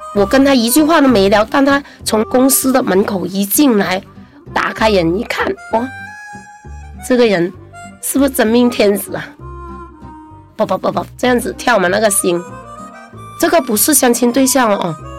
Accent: Guangzhou, Guangdong, China; 我们广州人最喜欢相亲

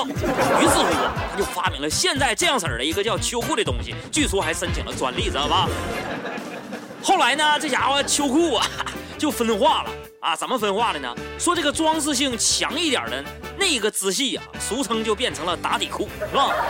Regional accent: Northeast China, China; 我的家在东北松花江上，那里有满山遍野。

